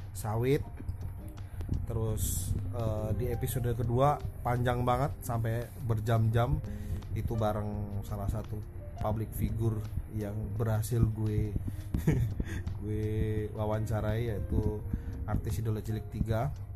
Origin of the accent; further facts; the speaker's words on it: Java, Indonesia; moved away as an adult; now in Jakarta, Indonesia; kita tuh orang Jawa